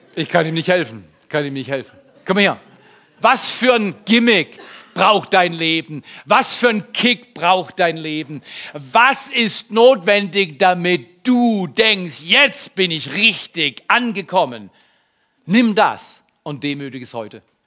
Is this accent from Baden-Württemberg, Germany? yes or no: yes; Baden-Württemberg, Germany; Ich bin aus Baden-Württemberg